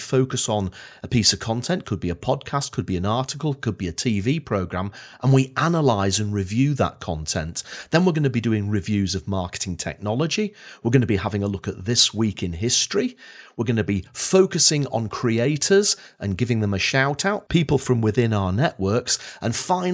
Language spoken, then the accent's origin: English; Blackpool, North West England, United Kingdom; now in Edinburgh, United Kingdom; I was born and bred in Blackpool